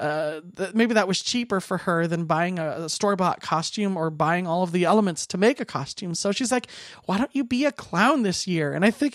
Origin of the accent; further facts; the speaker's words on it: Phoenix, Arizona, United States; now in Minnesota, United States; I was born and raised in Phoenix, Arizona